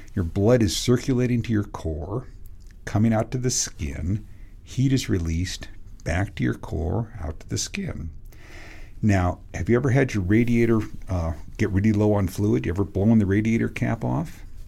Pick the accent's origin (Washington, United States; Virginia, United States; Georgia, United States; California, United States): Washington, United States; Western Washington State, United States; When I grew up in Washington State, it gets really hot in Washington State, Western Washington.